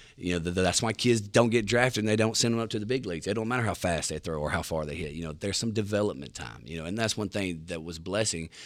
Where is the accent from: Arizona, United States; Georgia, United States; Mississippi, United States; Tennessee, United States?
Mississippi, United States; Mississippi Delta, United States; I'm from the Mississippi Delta